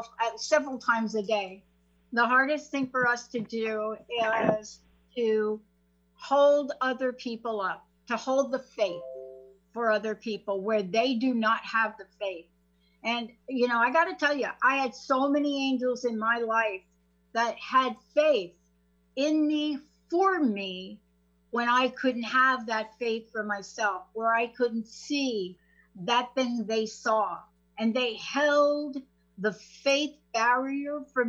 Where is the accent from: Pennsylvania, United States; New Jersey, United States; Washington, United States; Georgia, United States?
New Jersey, United States; moved away as an adult; also born or lived in New York; now in Seattle, United States; lived in New Jersey most of my life